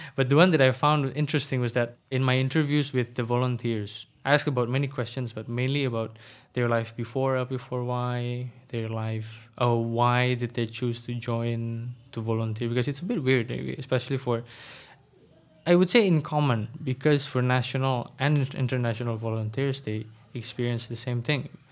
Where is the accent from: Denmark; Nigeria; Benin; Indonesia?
Indonesia; Bekasi, West Java; English is a second language; also born or lived in Jakarta / Blitar; I was born in Jakarta, but I was raised mostly in Bekasi, the satellite city of Jakarta